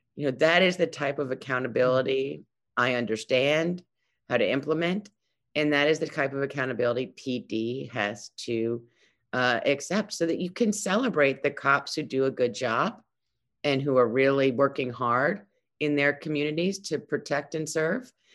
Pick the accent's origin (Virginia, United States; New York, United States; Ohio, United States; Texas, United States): New York, United States; New York City; I grew up in Brooklyn. Uh, I've lived here all my life